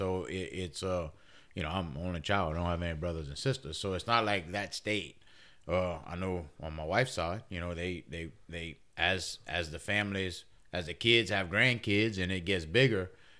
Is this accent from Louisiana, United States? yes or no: yes; Louisiana, United States; as a Cajun and the way we grew up over here